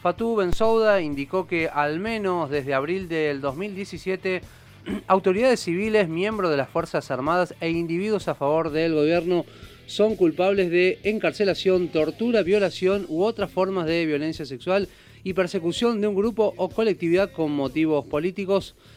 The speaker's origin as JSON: {"language": "Spanish", "town": "Punto Fijo", "region": "Falcón", "country": "Venezuela", "tie": "born or raised there", "moved": "yes", "said": "en mi ciudad Punto Fijo, donde yo nací, en Frente al Caribe"}